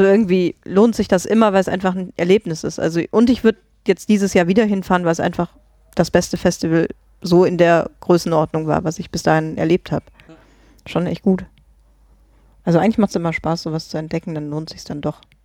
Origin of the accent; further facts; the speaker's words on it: Germany; moved away; ich komme ja ursprünglich aus Grevenbruch